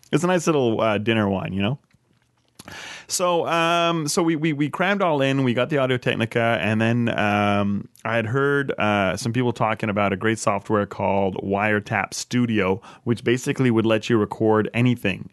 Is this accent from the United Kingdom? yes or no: no; Canada; moved away as an adult; as a Canadian living abroad